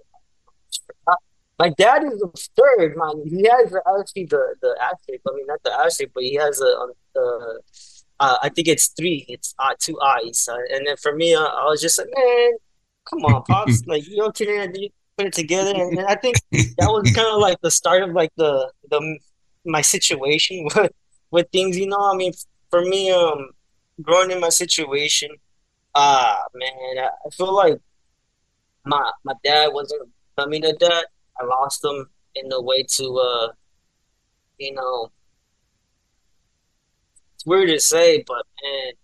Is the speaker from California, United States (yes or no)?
yes; San Bernardino, California, United States; also born or lived in Anaheim; Born and raised in San Bernardino, man, all my life